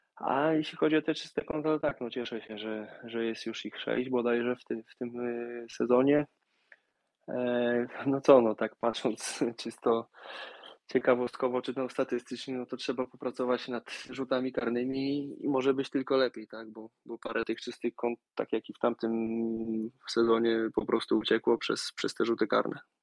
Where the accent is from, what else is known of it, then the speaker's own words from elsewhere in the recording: Warsaw, Masovian Voivodeship, Poland; moved away; ja pochodzę z Warszawy